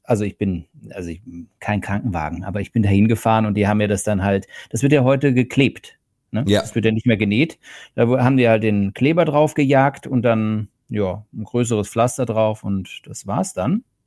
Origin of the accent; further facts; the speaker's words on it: Germany; also born or lived in Berlin; now in Portugal; als Deutscher